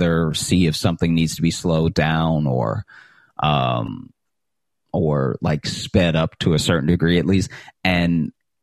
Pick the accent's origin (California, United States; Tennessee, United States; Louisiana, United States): Louisiana, United States; Alexandria; moved away as an adult; also born or lived in Chicago; now in New York City, United States; growing up in Alexandria, Louisiana